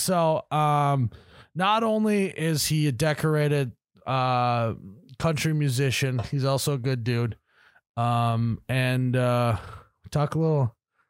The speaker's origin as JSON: {"language": "English", "region": "North Dakota", "country": "United States", "said": "We're from North Dakota"}